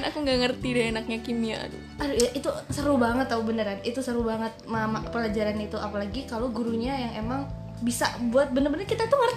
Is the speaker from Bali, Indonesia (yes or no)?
yes; Bali, Indonesia; born there; saya lahir di Bali, terus sering main ke sana.